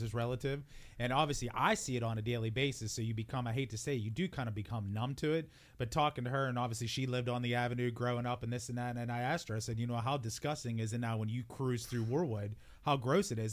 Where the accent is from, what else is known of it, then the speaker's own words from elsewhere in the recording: Wheeling, West Virginia, United States; growing up in Warwood, now granted, I always grew up on the hill